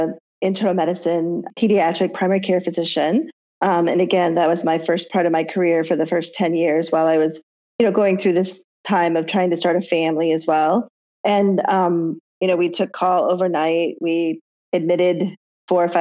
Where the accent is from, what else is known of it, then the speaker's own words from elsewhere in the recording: Iowa, United States; growing up in Iowa, which is where we grew up